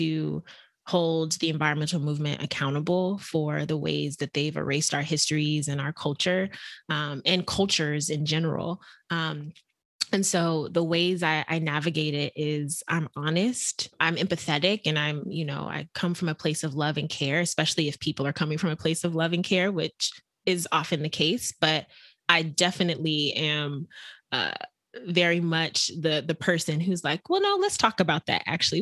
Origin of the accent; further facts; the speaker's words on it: Texas, United States; I grew up actually in Texas